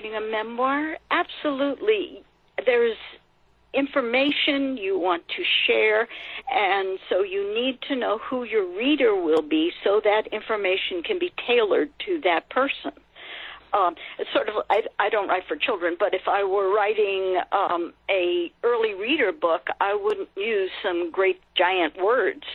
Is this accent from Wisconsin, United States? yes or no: no; California, United States; I grew up in California